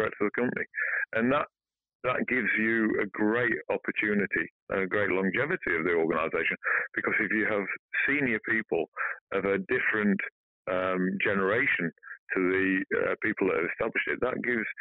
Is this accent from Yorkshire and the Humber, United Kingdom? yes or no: yes; Barnsley, Yorkshire and the Humber, United Kingdom; I'm from Barnsley, Yorkshire